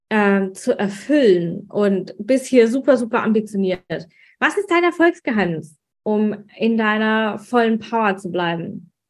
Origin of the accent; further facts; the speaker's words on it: Swabia, Germany; weil ich bin ja Schwäbin und die, Schwäb die Schwaben haben es ja nicht mit dem Wein.